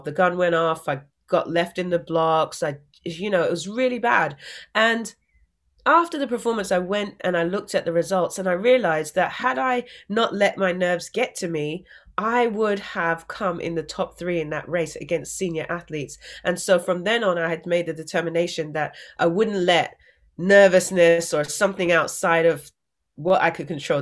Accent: England, United Kingdom; growing up in England

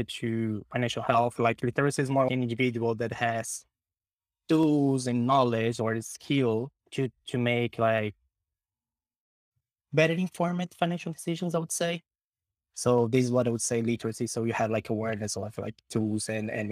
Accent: Brazil; moved away; also born or lived in Sweden; Brazil. That is my home country

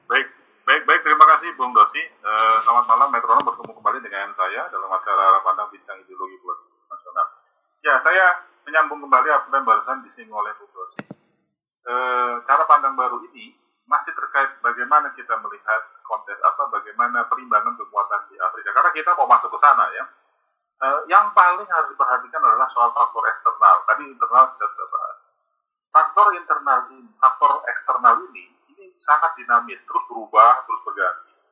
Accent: Indonesia; kita dari Indonesia

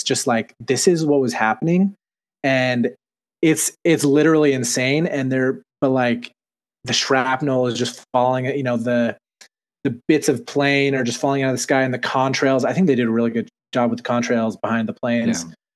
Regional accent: Utah, United States; I'm from Utah, and Utah's English is probably the most vanilla English on planet Earth

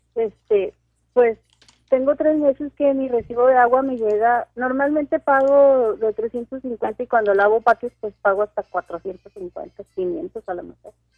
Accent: Mexico; now in Ciudad Juárez, Mexico; soy una mexicana muy contenta

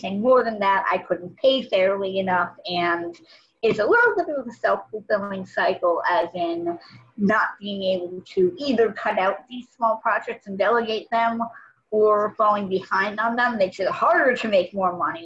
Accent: Los Angeles, California, United States; moved away as an adult; now in Massachusetts, United States; I grew up in Los Angeles and eventually came over to Massachusetts for college and law school

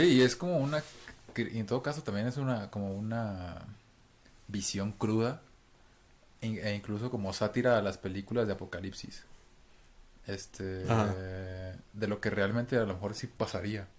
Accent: Mexico; nosotros como mexicanos

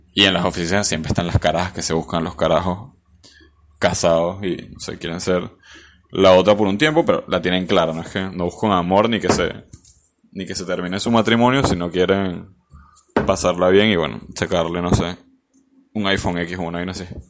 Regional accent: Venezuela; now in Argentina; somos los venezolanos

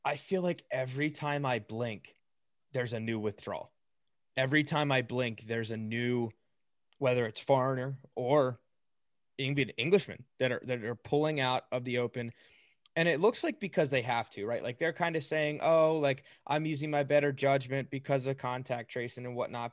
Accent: United States; We're obviously from the United States, born and raised

